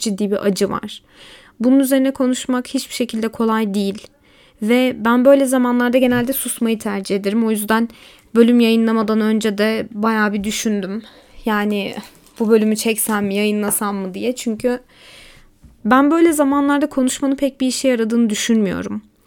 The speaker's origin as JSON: {"language": "Turkish", "town": "Elazığ", "region": "Elazığ Province", "country": "Turkey", "tie": "born or raised there", "also_born_or_lived": "Malatya", "said": "Memleketlerim diyorum çünkü aslında Malatyalıyım ama Elazığ'da geçti hayatımın çoğu."}